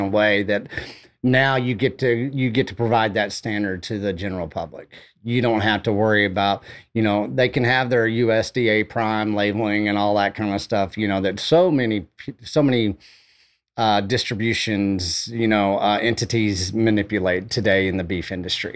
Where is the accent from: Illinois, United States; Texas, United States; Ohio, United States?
Texas, United States; Canyon; also born or lived in Amarillo, Texas; I grew up outside of Hereford, Texas, you know, right there in Canyon